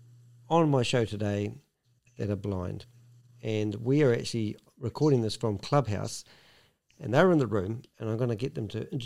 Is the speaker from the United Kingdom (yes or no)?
no; New Zealand; I'm a Kiwi